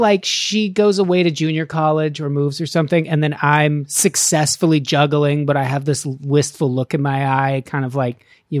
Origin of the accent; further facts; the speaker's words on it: Nevada, United States; I'm from Nevada.